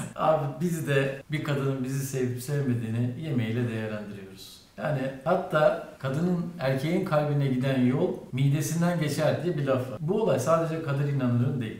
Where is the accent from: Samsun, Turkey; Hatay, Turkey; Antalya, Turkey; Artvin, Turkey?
Hatay, Turkey; Antakya; Antakya'lıyım ben abi